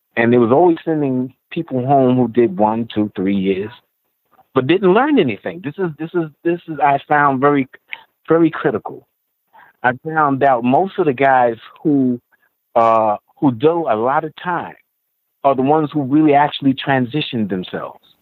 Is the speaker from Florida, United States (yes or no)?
no; New York City, New York, United States; also born or lived in Nassau County; I grew up in Queens, Jamaica, Queens to be exact, until I was about about 18, 19